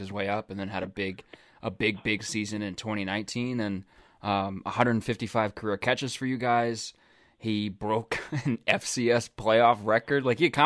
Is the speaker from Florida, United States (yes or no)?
no; Oklahoma, United States; I'm from Oklahoma, so my family follows them very closely